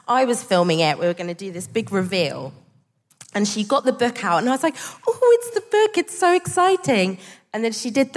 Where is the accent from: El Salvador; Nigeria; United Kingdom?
United Kingdom; Margate, South East England; we grew up in Margate, so these are my ends